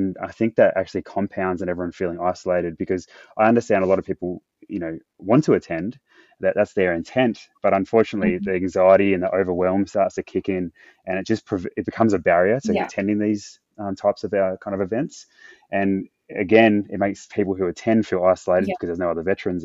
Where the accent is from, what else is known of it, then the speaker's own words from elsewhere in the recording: Perth, Western Australia, Australia; moved away as an adult; my hometown where I was from in Perth.